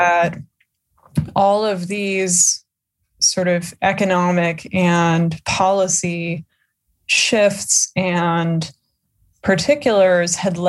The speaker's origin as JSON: {"language": "English", "region": "New Jersey", "country": "United States", "said": "I am from Jersey"}